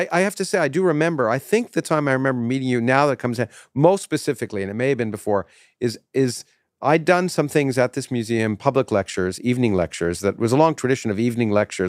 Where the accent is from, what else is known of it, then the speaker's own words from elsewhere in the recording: South East England, United Kingdom; moved away as an adult; now in United States; when I grew up in Kent, I almost took a Rhodes Scholarship to go study philosophy and physics.